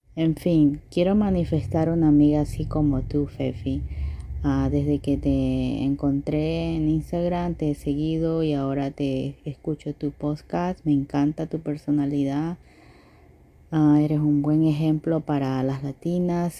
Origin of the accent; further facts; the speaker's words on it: Ecuador; also born or lived in Sonoma County, California; now in California, United States; soy de Ecuador, vivo en California, Sonoma County específicamente.